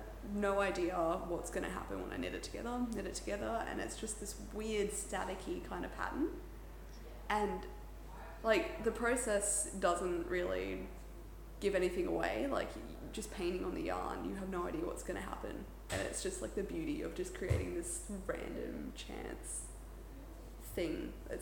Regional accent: Port Douglas, Queensland, Australia; Port Douglas.

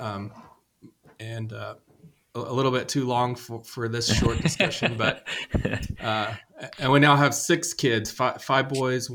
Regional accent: Nashville, Tennessee, United States; I grew up in Nashville

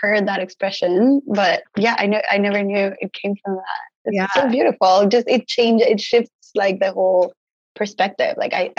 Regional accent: Mexico City, Mexico; now in Los Angeles, United States; I was born and raised in Mexico City. My parents were born and raised there too, but then my grandparents immigrated from other parts of the country. So I know I have Yoeme in my blood that comes from Sonora

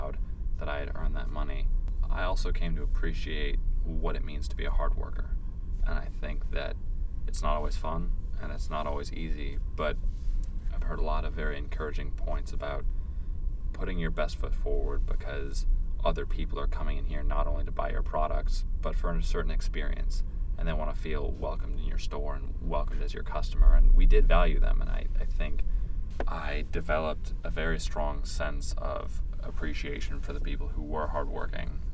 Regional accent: United States; I'm an American, I'll always be an American

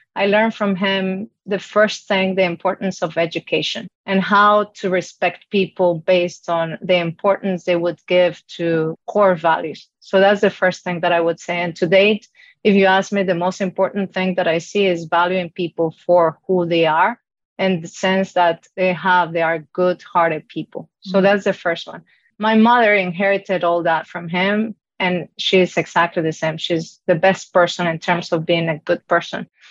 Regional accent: Colombia; born or raised there; English is a second language; moved away

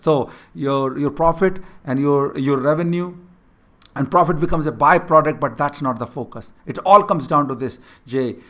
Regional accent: India; first language Hindi; English is a second language; moved away; growing up in a small village, not having a proper education, I could not even able to speak in English

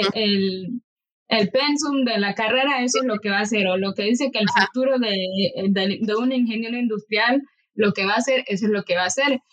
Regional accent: Nicaragua; moved away as an adult; now in Costa Rica; obligada a tener que abandonar mi país

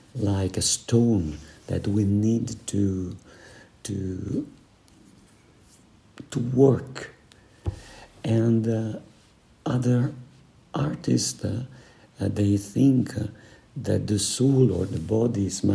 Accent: Switzerland; we are from the Italian, Swiss part of the world. We are Mediterranean.

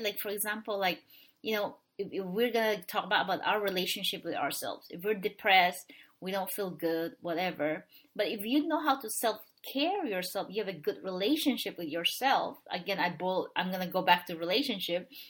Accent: Philippines; moved away as an adult; now in United States; I was born and raised in the Philippines.

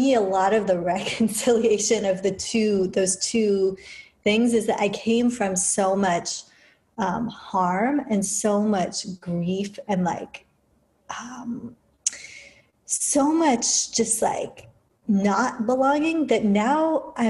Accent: United Kingdom; moved away; being born as a mixed person, as an Indian and British person in the UK, like in the heart of empire in the 70s

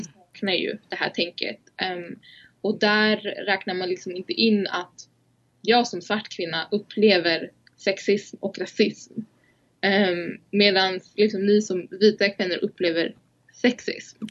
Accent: Uppsala, Uppsala County, Sweden; för jag är ju så här född och uppvuxen i Uppsala

